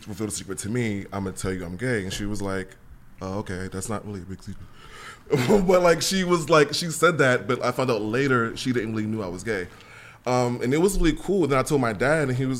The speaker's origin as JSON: {"language": "English", "town": "New York City", "region": "New York", "country": "United States", "tie": "born or raised there", "moved": "yes", "lives_now": "Los Angeles, United States", "said": "I'm actually born and raised in Queens"}